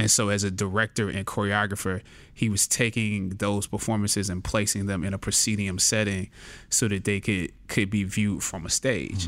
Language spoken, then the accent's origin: English; Anderson, South Carolina, United States; I was born and raised in Anderson, South Carolina, relatively small town